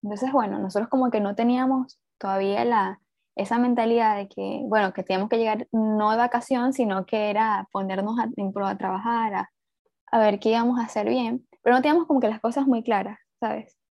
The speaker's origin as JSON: {"language": "Spanish", "town": "Puerto Ordaz", "region": "Bolívar", "country": "Venezuela", "said": "yo vengo de Puerto Ordaz, ah, bueno, soy de Venezuela"}